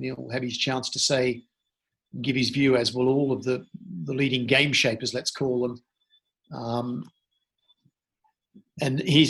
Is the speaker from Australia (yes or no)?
yes; Australia; also born or lived in Sydney, Australia; I grew up in Australia and grew up partly in Sydney